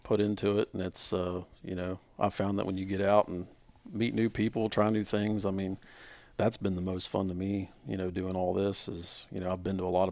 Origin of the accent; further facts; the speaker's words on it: West Virginia, United States; we're all from West Virginia